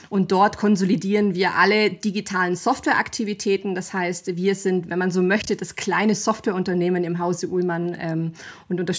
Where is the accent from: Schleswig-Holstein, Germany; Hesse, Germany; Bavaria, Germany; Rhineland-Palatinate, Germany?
Bavaria, Germany; bin 36 Jahre alt oder jung, je nachdem, aus welcher Perspektive man sich das anschaut. Ähm, komme aus dem Allgäu, auch wenn man es vielleicht manchmal nicht an der Sprache h